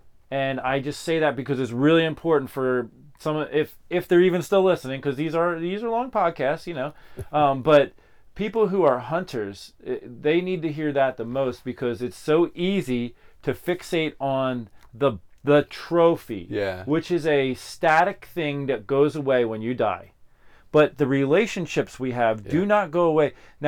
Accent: Pennsylvania, United States; I grew up in Pennsylvania.

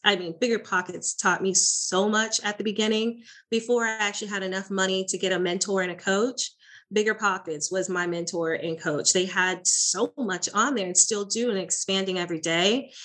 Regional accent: Florida, United States; now in Dallas, United States; I am originally from Florida, now in the Texas, Dallas area

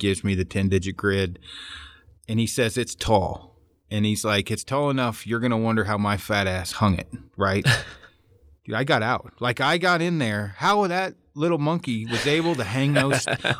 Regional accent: Oregon, United States; Now, I'm from Oregon originally.

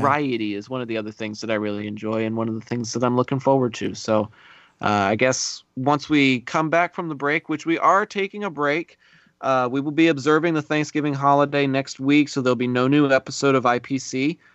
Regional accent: Texas, United States; as a Texan

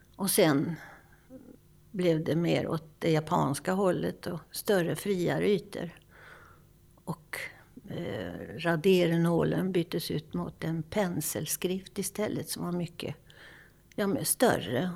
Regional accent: Lidköping, Västra Götaland, Sweden; Jag växte upp i Lidköping med målande familj

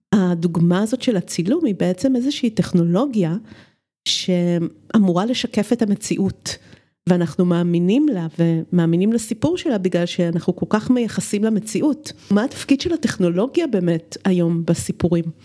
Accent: Romania; moved away; אני גדלתי בשנות ה-70 ברומניה

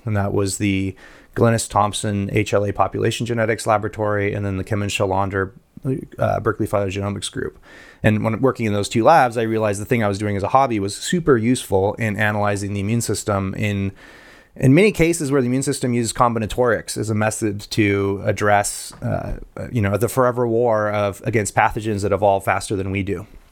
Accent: Guatemala; moved away; I grew up in Guatemala.

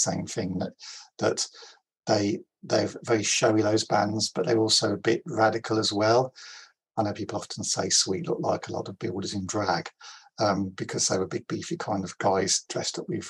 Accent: Coventry, West Midlands, United Kingdom; I grew up in it was a tiny terraced house in Coventry

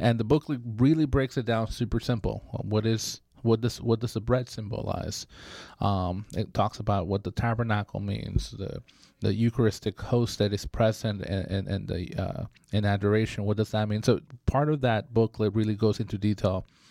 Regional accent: Bay Area, California, United States; now in Sacramento, United States; I grew up in the Bay Area

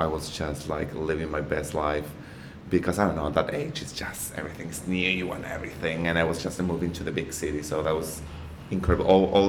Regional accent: Argentina; English is a second language; moved away as an adult; also born or lived in Buenos Aires, Argentina / Mexico; now in Australia; I'm from Argentina.

